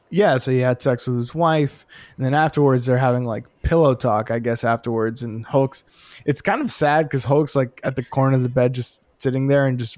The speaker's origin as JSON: {"language": "English", "region": "Florida", "country": "United States", "said": "I'm from Florida"}